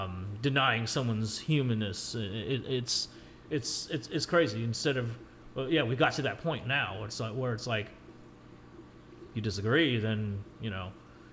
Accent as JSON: {"language": "English", "country": "Philippines", "said": "I'm like, yeah, well, you know, I'm Filipino."}